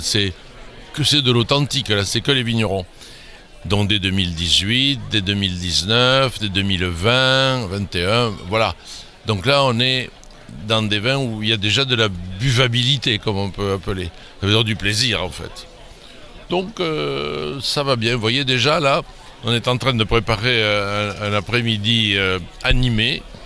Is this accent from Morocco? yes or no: no; centre of France, France; also born or lived in Bordeaux; now in Saint-Émilion, France; je suis originaire du centre de la France.